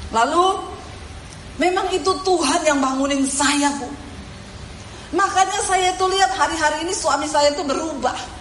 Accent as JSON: {"language": "Indonesian", "town": "Poso", "region": "Central Sulawesi", "country": "Indonesia", "also_born_or_lived": "Palu", "moved": "yes", "said": "saya diusir dari rumah saya, dari Poso, saya menuju ke kota Palu."}